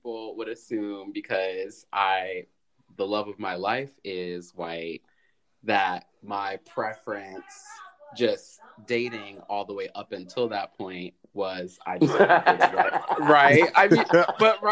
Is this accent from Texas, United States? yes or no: no; New York, United States